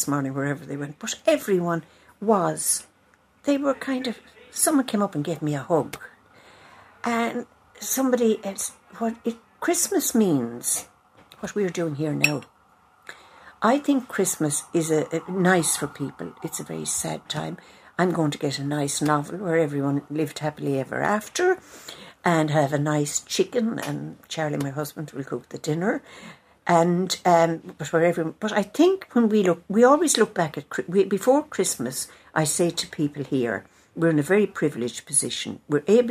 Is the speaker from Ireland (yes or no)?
yes; Tipperary, Munster, Ireland; moved away; I come from Tipperary